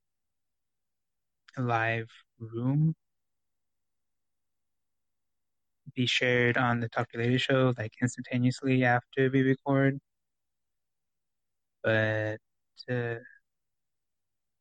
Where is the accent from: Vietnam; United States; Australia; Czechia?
United States; California; we grew up in California